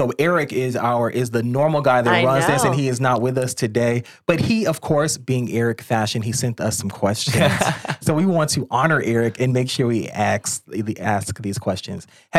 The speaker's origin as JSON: {"language": "English", "town": "Gary", "region": "Indiana", "country": "United States", "moved": "as an adult", "lives_now": "Florida, United States", "said": "I'm from Gary, Indiana, but I worked in south of Chicago."}